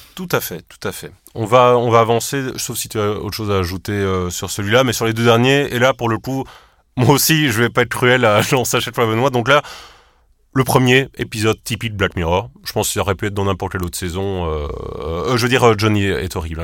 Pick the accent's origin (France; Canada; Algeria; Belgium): Belgium; Charleroi, Wallonia; on vient de Charleroi